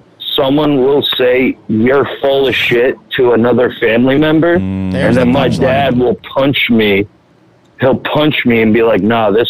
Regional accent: Florida, United States; now in Long Island, United States; I was born in Florida. I live in Long Island

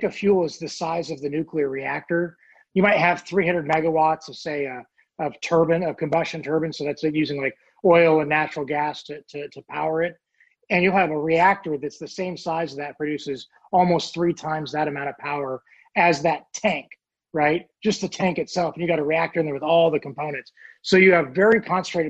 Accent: Oregon, United States; now in Virginia, United States; I live in Virginia, but I grew up in Oregon

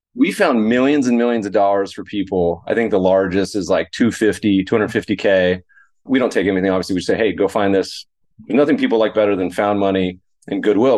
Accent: Colorado, United States; also born or lived in Lake Tahoe, California/Nevada; now in Los Angeles, United States; I grew up skiing in Colorado

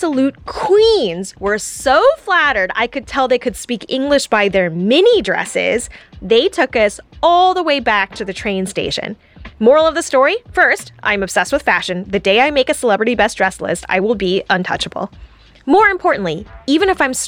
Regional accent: United States; I'm actually Vietnamese from America

